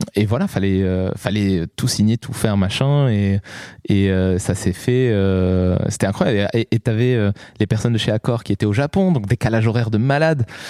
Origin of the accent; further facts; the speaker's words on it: Morocco; moved away; also born or lived in Lyon; Moi, je, suis né, j'ai grandi au Maroc